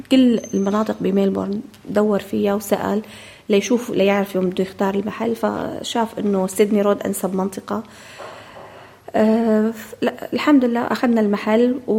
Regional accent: Syria; now in Melbourne, Australia; ومن لما طلعنا نحن من من سوريا

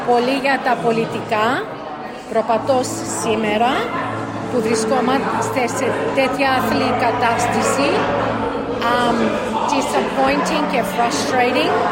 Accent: Sydney, New South Wales, Australia; also born or lived in Athens, Greece; Ήρθα εδώ όταν ήμουν 5,5 χρονών, το 67, και μεγάλωσα στο Σίδνεϊ στο ίδιο σπίτι στο Marrickville που εσείς εδώ στη Μελβούρνη είναι παρόμοιο με το Όκλι που ήταν όλη η ελληνική κοινωνία των μεταναστών.

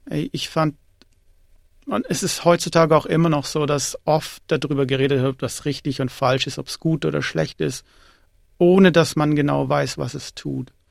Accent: Tamm, Baden-Württemberg, Germany; moved away as an adult; also born or lived in Erlangen / Zurich; now in Australia; Also ursprünglich komme ich aus dem kleinen Dorf Tamm, das ist bei Ludwigsburg und Ludwigsburg ist in, St in der Nähe von Stuttgart.

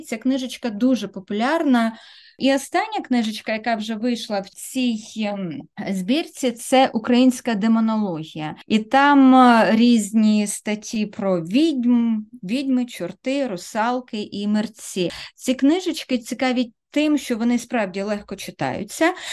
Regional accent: Kryvyi Rih, Dnipropetrovsk Oblast, Ukraine; now in Australia; Я народилася, виросла в Кривому Розі, це російське мовне місто

